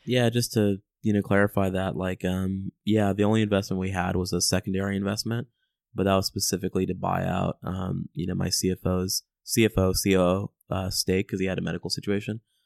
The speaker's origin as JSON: {"language": "English", "country": "United States", "said": "I'm an American"}